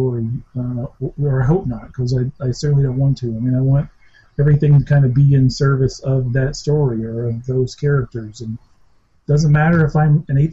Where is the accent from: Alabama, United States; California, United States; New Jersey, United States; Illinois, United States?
Alabama, United States; I grew up in Alabama